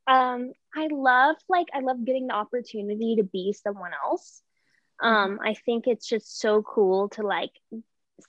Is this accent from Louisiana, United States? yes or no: no; Memphis, Tennessee, United States; I was born and raised in Memphis, Tennessee